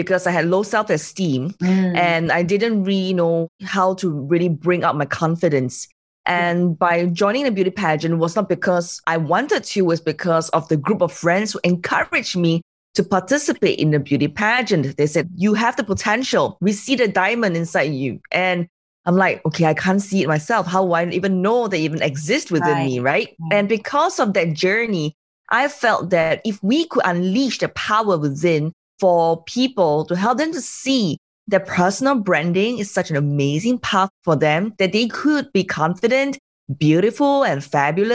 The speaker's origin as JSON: {"language": "English", "country": "Singapore", "said": "I'm from Singapore"}